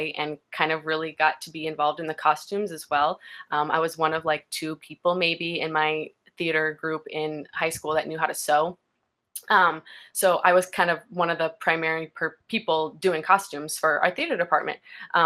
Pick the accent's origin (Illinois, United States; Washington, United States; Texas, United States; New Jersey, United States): Texas, United States; Houston; also born or lived in Colorado; So I grew up in Houston. I was born in Colorado, but I lived in Texas since I was three, so I consider myself a Texan.